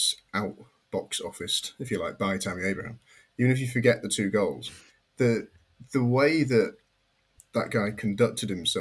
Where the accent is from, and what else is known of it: England, United Kingdom